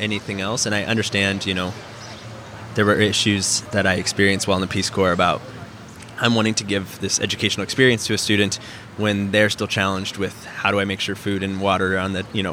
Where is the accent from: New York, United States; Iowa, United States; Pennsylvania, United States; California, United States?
Iowa, United States; moved away as an adult; also born or lived in Thailand; now in St. Louis, United States; I born and raised in Iowa and went to the University of Iowa and studied theater